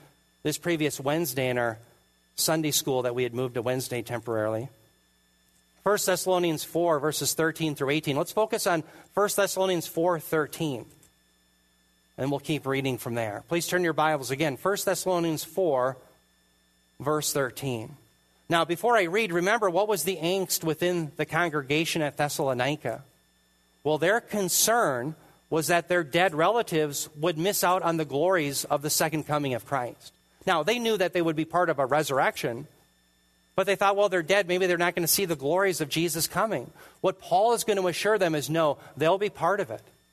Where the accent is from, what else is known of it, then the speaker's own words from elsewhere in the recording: United States; as an American